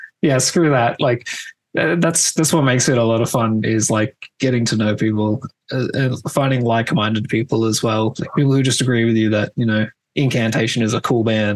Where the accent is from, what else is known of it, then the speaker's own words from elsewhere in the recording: Tasmania, Australia; I'm from Tasmania